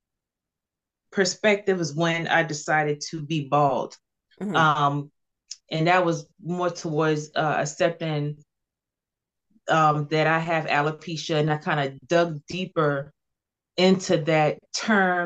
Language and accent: English; Cross, South Carolina, United States; also born or lived in Charleston, South Carolina; I was born in Charleston, but I was raised in Cross, South Carolina.